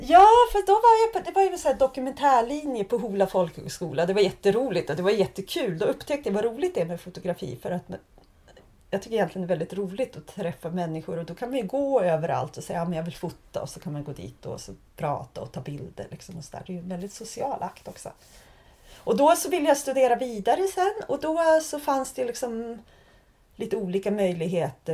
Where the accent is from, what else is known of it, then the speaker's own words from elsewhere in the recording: Sweden; moved away as an adult; also born or lived in Prague; jag valde bort mitt hemland